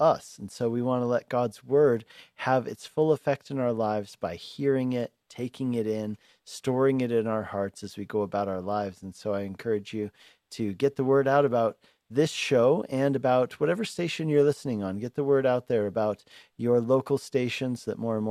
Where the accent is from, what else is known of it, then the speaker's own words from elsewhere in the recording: Colorado, United States; moved away as an adult; also born or lived in Hungary / Longmont, Colorado; I grew up in Colorado and then went away to Hungary, was a missionary and church planter and a pastor over there for 10 years. And now I'm back here in Colorado pastoring here in Longmont